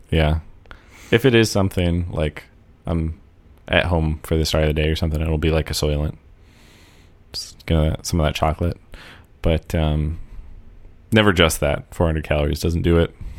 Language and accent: English; United States; as an American